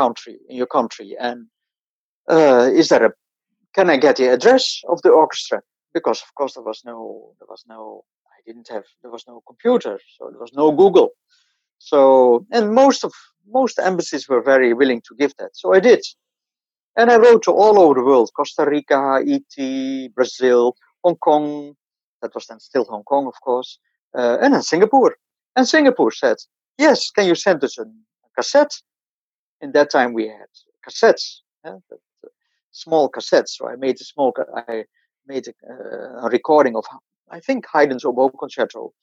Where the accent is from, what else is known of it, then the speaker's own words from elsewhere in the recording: Sneek, Friesland, Netherlands; moved away as an adult; also born or lived in Amsterdam; I'm born in Sneek. Sneek is in Friesland, in the northern, one of the northern provinces.